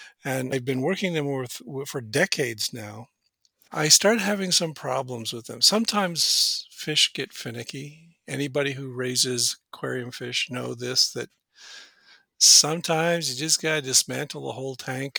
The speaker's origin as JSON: {"language": "English", "region": "Washington", "country": "United States", "tie": "born or raised there", "said": "Yeah, I grew up in Western Washington State, south of Seattle. I come from a working class family."}